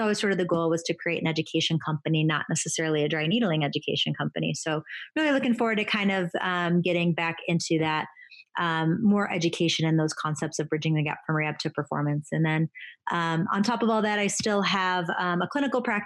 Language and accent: English; Buffalo, New York, United States; moved away as an adult; also born or lived in North Carolina; I'm from Buffalo, New York